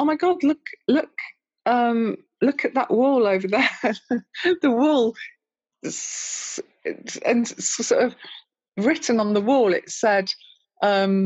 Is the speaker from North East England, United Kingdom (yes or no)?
no; Birmingham, West Midlands, United Kingdom; living in Birmingham as well, growing up in Birmingham